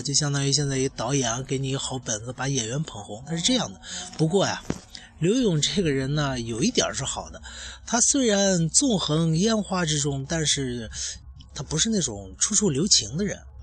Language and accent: Chinese; China; 我们中国人